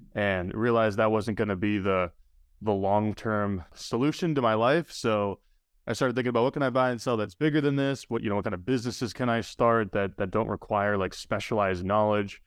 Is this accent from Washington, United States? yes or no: no; New Hampshire, United States; my hometown because I grew up in New Hampshire as well